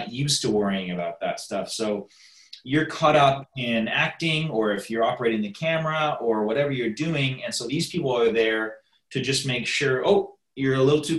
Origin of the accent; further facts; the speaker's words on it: Toronto, Ontario, Canada; now in United States; I'm from Canada and Toronto